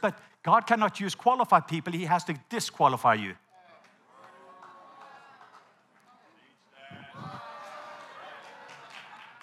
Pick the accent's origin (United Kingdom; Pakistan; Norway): Norway; English is a second language; moved away; I'm Norwegian. English is my second language